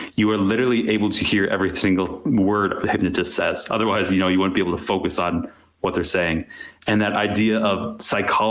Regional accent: Wisconsin, United States; I grew up in Wisconsin in a fairly conservative family

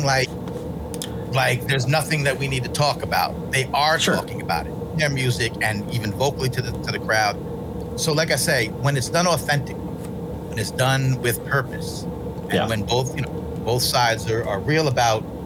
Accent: New York, United States; I'm from New York.

